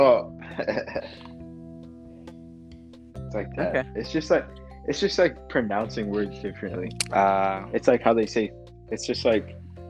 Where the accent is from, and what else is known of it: Belize; first language Belizean Creole